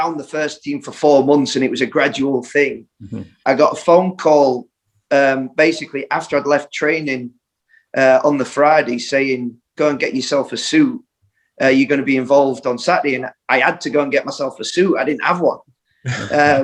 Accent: Sheffield, Yorkshire and the Humber, United Kingdom; also born or lived in Scarborough; I grew up in Sheffield, and then when I was about 8, we moved out to Scarborough

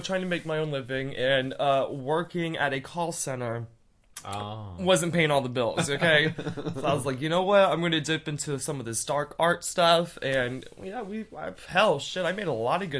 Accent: Fort Myers, Florida, United States; moved away as an adult; also born or lived in Orlando, Florida; now in China; I was actually born in Southwest Florida. I tell everybody I'm from Miami, but I'm not, because everybody knows Miami. That's the closest, biggest city to where I'm from. But I was actually born in Fort Myers, Florida

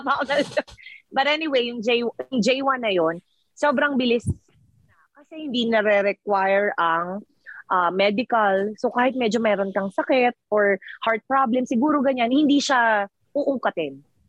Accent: Philippines; accent: Filipino; moved away as an adult; I-Pilipino eh, nga kami.

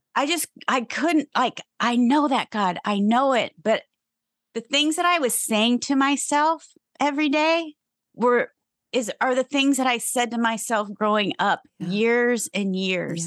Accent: Ohio, United States; I grew up in Ohio

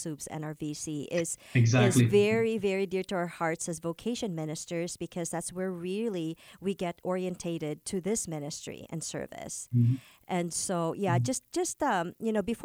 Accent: Philippines; moved away; also born or lived in California; a Filipino, having grown up in the Philippines

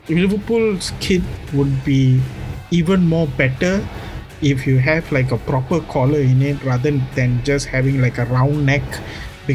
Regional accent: Malaysia; I'm Malaysian, so us Malaysians, since I'm an Indian, I used to go to Batu Caves.

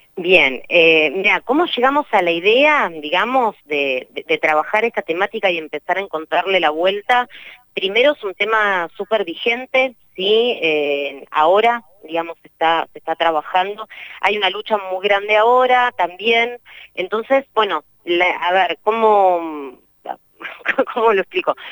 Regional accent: Neuquén, Argentina; somos de Neuquén, somos neuquinas repartidas en, distintos lados del país

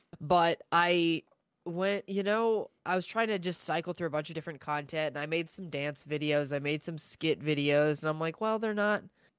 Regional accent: Austin, Texas, United States; now in San Antonio, United States; I'm originally from Austin, Texas.

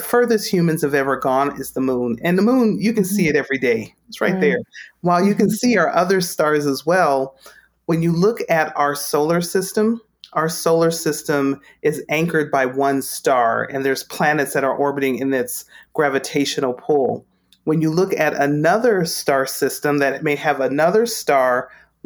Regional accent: Las Cruces, New Mexico, United States; I grew up in Las Cruces, New Mexico, born and raised

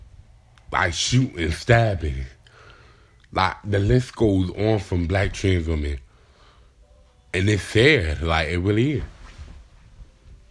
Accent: Delaware, United States; I'm from Delaware

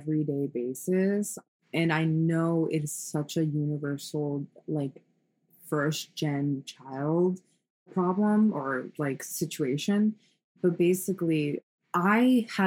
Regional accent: New York, United States; now in Los Angeles, United States; I'm originally from New York. All of my family's in New York

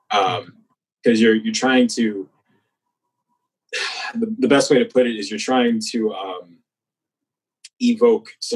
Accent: Missouri, United States; moved away as an adult; also born or lived in Chicago, Illinois

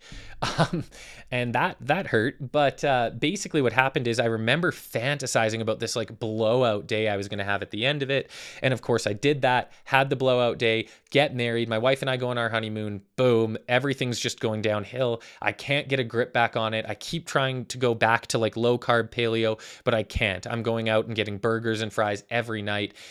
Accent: Calgary, Alberta, Canada; I am from Calgary, Alberta, Canada. Born and raised

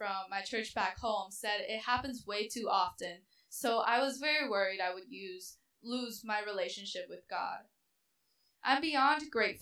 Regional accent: Minnesota, United States; also born or lived in China; moved to Minnesota when I was 6 years old

